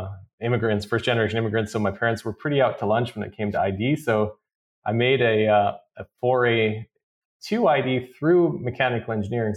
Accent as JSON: {"language": "English", "town": "Vancouver", "region": "British Columbia", "country": "Canada", "tie": "born or raised there", "also_born_or_lived": "Iran", "said": "I grew up in Vancouver. We were recently moved from Iran to Vancouver back in 78."}